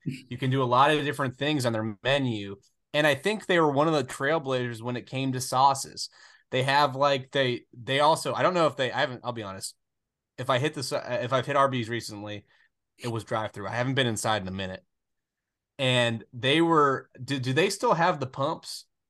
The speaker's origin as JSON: {"language": "English", "region": "the South", "country": "United States", "tie": "born or raised there", "said": "I grew up in the South. I've always really lived in the South"}